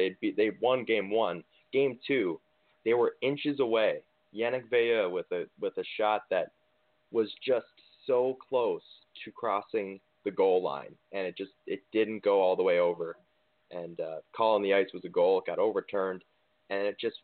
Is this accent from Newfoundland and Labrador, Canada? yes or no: yes; St. John's, Newfoundland and Labrador, Canada; my hometown of St. John's, Newfoundland